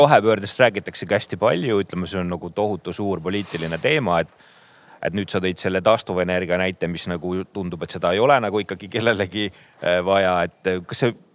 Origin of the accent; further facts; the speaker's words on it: Põlva County, Estonia; mina olen sealt Põlvamaalt